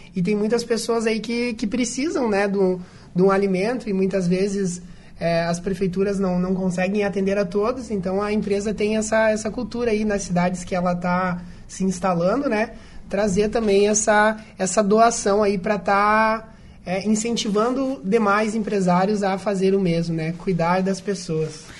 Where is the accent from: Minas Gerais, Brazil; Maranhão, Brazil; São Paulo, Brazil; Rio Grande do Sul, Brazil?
Rio Grande do Sul, Brazil; Passo Fundo; Eu sou de Passo Fundo